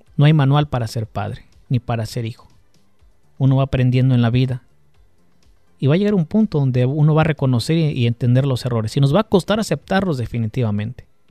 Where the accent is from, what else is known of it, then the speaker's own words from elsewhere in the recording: Mexico; Los que crecimos en México